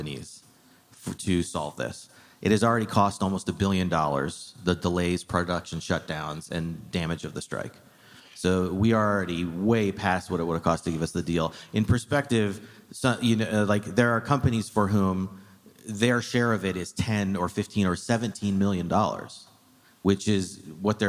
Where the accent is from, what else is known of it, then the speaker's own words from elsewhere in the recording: Arizona, United States; moved away; I grew up in Arizona